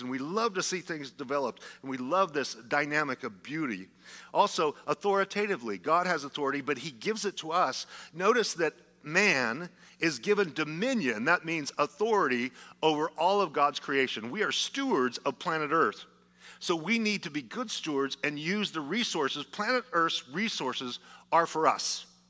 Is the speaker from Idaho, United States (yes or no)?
yes; Idaho, United States; I'm from Idaho